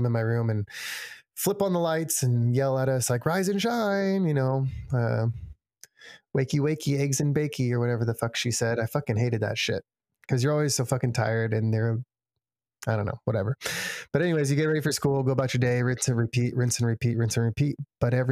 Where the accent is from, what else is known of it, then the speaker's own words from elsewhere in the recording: San Diego, California, United States; I grew up in San Diego